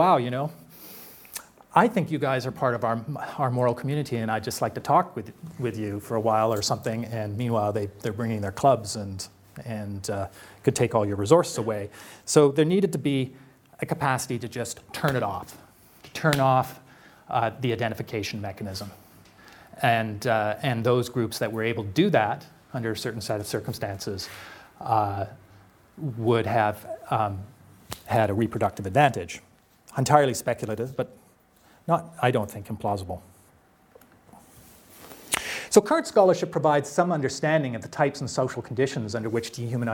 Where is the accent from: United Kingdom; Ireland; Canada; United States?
Canada; being a Canadian